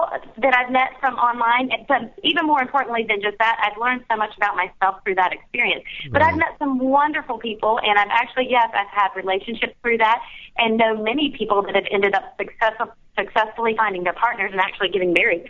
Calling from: Charleston, South Carolina, United States; It's Charleston, South Carolina.

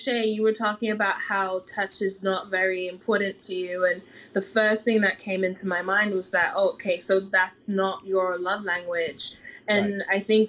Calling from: London, United Kingdom; I'm in London.

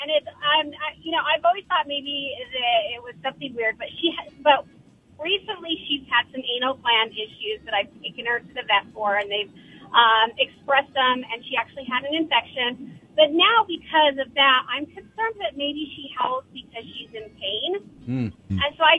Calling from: Salt Lake City, Utah, United States; I am calling from Salt Lake City

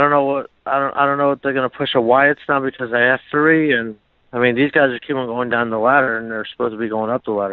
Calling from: Miami, Florida, United States; Hey, guys … from Miami.

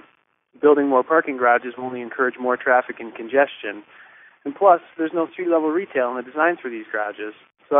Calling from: Columbus, Ohio, United States; I'm calling from Columbus, Ohio.

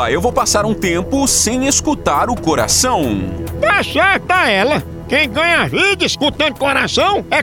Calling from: Itapororoca, Paraíba, Brazil; Sou aqui de Itapororoca, Paraíba. Acompanho todos os vídeos. Manda um alô pra mim aí.

